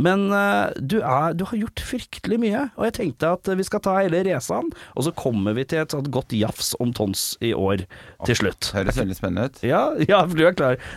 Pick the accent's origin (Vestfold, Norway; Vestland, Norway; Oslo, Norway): Oslo, Norway; Jeg er fra Stovner i Oslo.